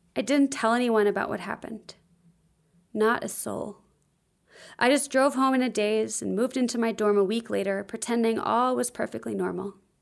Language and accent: English; the South, United States; also born or lived in Nashville, Tennessee; I grew up in the South and Christian culture